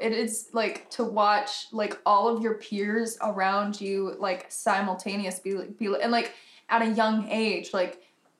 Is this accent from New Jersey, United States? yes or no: no; Texas, United States; I grew up in Texas, a very conservative part of Texas.